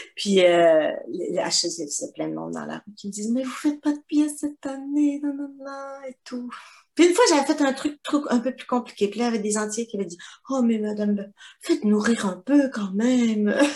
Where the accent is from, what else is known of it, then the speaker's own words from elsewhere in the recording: Quebec, Canada; moved away as an adult; now in Guadeloupe; ça fait donc 21 ans que je suis partie du Québec